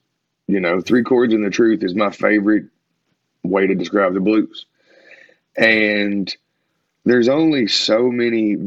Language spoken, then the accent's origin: English; Kentucky, United States; we told him Kentucky